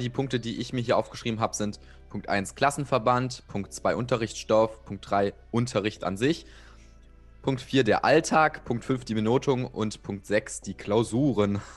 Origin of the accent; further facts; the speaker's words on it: Saxony-Anhalt, Germany; bei uns in Sachsen-Anhalt